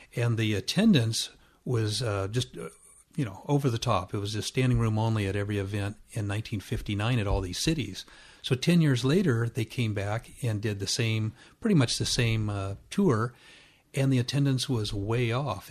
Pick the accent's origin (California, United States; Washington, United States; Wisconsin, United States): California, United States; Orange County; also born or lived in Riverside, California; we were in Orange County, which is just adjacent to that, and grew up there